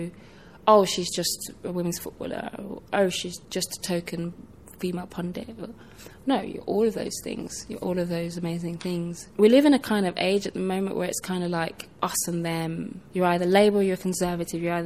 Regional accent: Birmingham, West Midlands, United Kingdom; also born or lived in Nigeria; I was born in Nigeria and came to England when I was one, maybe even less than one. And growing up as sort of on an estate in Birmingham

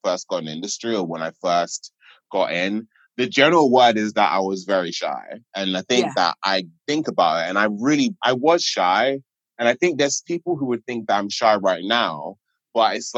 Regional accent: London, United Kingdom; I'm a British Nigerian boy. I grew up in Catford

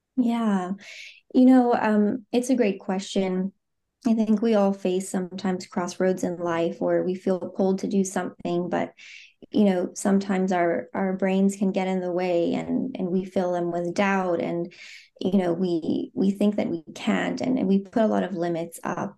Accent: Phoenix, Arizona, United States; moved away as an adult; now in Zurich, Switzerland; I am, um, born and raised in the U S, Um, I grew up in Phoenix, Arizona

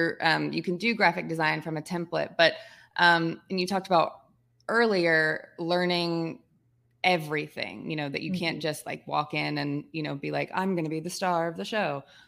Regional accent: Georgia, United States; I'm being from Georgia. Georgia Southern's a team that it's very easy to follow.

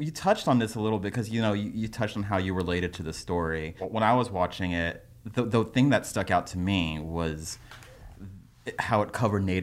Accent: United States; I'm a first generation. I was Filipino American, born mm-hmm. here

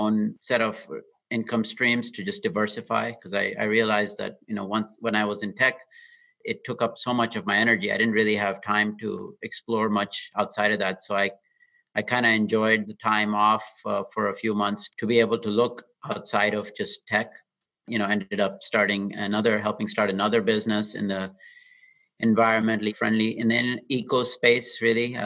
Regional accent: Dubai, United Arab Emirates; moved away as an adult; also born or lived in Austin, Texas; now in Bay Area, United States; I grew up in Dubai and came to UT Austin for my engineering degree in the mid-90s

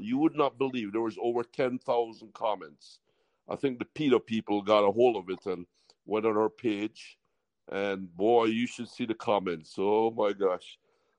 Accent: Jamaica; also born or lived in California / Miami; now in West Palm Beach, United States; my mother was going to college, had me in California, moved me back to Jamaica. So I really grew up in an island tradition. That's why I got this accent

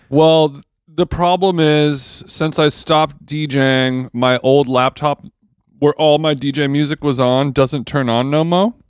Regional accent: United States; I'm American

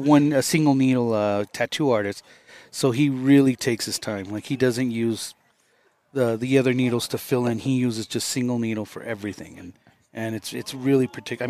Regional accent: Los Angeles, California, United States; moved away; I was raised in Los Angeles

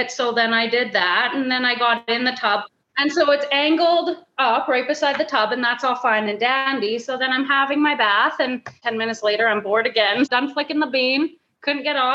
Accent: Saskatchewan, Canada; I'm from yeah. Saskatchewan, eh?

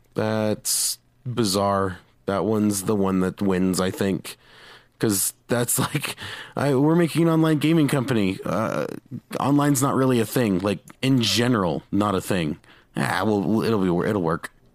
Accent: Utah, United States; I'm from Utah

